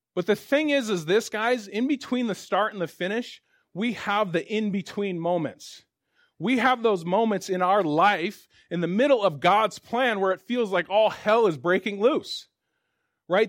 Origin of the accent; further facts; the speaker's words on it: Spokane, Washington, United States; also born or lived in Tulsa, Oklahoma; I grew up here in Spokane